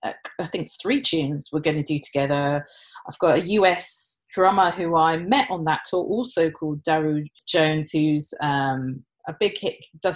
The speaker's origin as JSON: {"language": "English", "country": "Nigeria", "tie": "born or raised there", "said": "where I was born in Nigeria, yeah. And our tribe and our beliefs."}